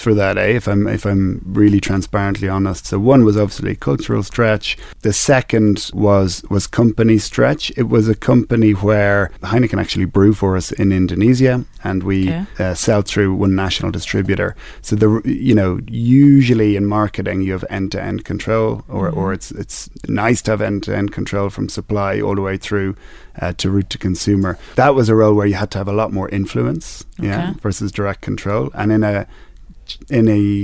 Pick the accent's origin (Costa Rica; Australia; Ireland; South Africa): Ireland; moved away as an adult; now in Kenya; I was born in Ireland. I was educated in Ireland